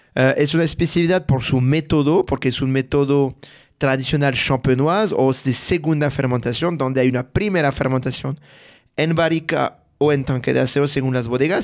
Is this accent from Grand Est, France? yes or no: yes; a village near Reims, Grand Est, France; Spanish is a second language; moved away; yo soy de Francia, de un pueblo de 500 habitantes cerca de la ciudad de Reims